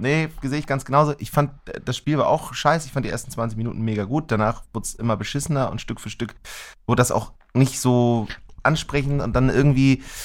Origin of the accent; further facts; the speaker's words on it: Germany; als Deutsche